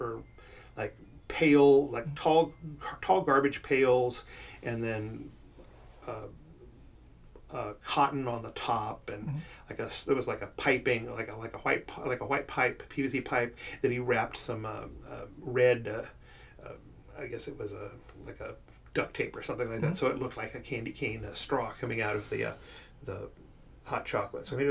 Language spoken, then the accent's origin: English; Fort Worth, Texas, United States; also born or lived in Oklahoma City; I'm from Fort Worth. I went to school at Trinity Valley